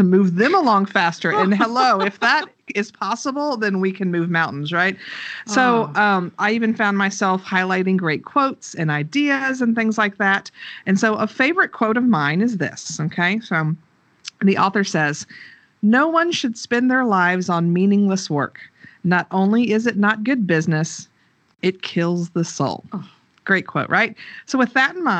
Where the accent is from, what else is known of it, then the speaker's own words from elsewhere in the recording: the South, United States; us Southern people